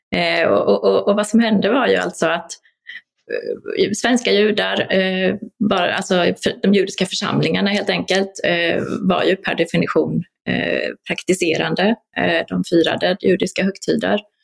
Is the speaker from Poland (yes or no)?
yes; Poland; now in Sweden; vi var alla polska medborgare